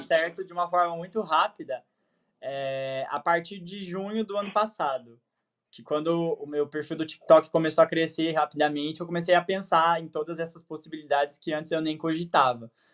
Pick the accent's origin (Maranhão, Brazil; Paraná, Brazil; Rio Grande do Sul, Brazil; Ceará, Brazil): Paraná, Brazil; Terra Roxa; Eu nasci em Terra Roxa, Paraná